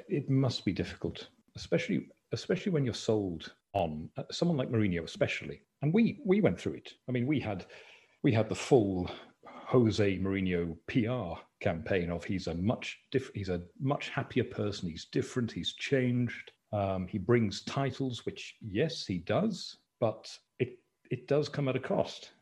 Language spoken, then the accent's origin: English; Banbridge, Northern Ireland, United Kingdom; growing up in Banbridge, Northern Ireland